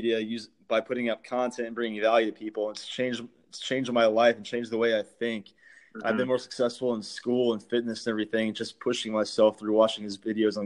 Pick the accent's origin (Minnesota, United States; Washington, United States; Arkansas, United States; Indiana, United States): Indiana, United States; I'm from Indiana